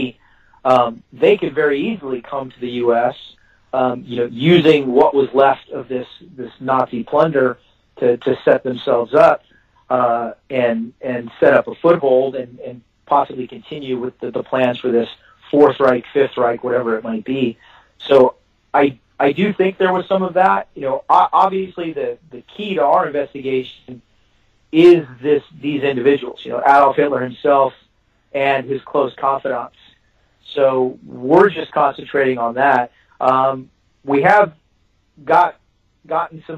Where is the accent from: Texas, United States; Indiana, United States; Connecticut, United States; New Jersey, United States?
Texas, United States; I'm a Texan